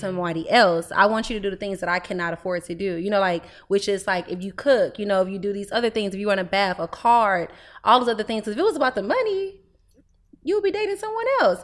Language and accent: English; Houston, Texas, United States; I'm twenty years old. I'm from Houston, Texas.